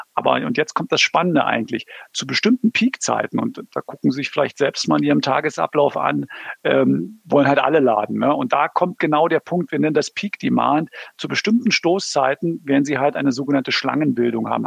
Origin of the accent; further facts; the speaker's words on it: Berlin, Germany; now in Southern Germany; ich komme aus Berlin.